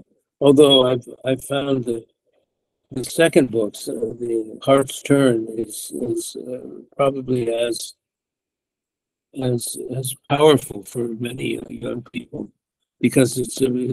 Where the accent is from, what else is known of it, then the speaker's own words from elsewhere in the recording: United States; moved away as an adult; also born or lived in Mecca, Saudi Arabia; I'm from the United States. We were not raised with even an understanding of adab